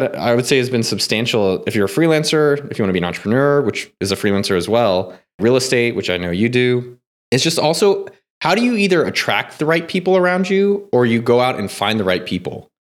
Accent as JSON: {"language": "English", "area": "Silicon Valley", "region": "California", "country": "United States", "tie": "born or raised there", "said": "I grew up in Silicon Valley."}